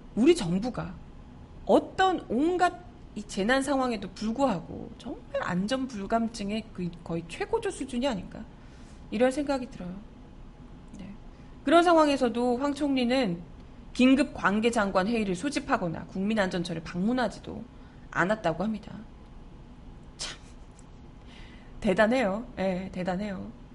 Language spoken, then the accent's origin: Korean; Busan, South Korea; moved away; 저도 이제 고향이 부산이다 보니까